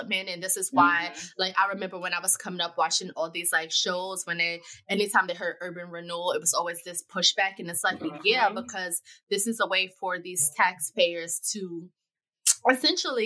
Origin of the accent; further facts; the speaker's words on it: New York City, New York, United States; I grew up in Bed-Stuy. I grew up multiple places, but one of the places I grew up is Bed-Stuy